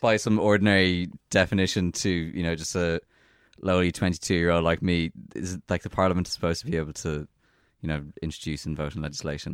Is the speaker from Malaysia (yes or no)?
no; Ireland; we are a European citizen as well as an Irish citizen